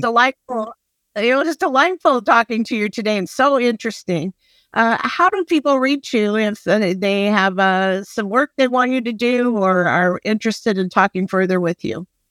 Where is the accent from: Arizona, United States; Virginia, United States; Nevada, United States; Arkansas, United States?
Arizona, United States; Phoenix; moved away; I grew up in Phoenix